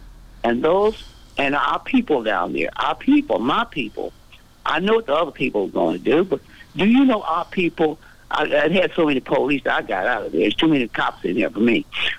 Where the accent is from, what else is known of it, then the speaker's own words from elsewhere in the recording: Vietnam; now in United States; I've been going since the early, when I come from Vietnam, I've been mm-hmm. going there that long.